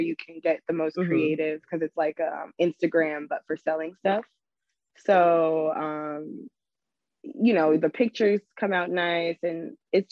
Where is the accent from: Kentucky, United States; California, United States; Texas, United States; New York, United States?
New York, United States; born and raised in New York.